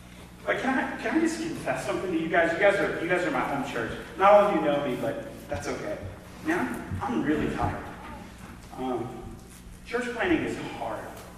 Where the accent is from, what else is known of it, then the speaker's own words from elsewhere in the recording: the South, United States; accent: southern; I don't know if it was because I still hadn't lost my southern accent at the time